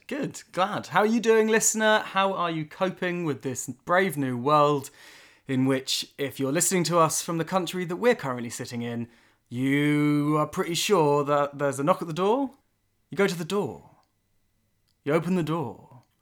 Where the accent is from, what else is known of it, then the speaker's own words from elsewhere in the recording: England, United Kingdom; being English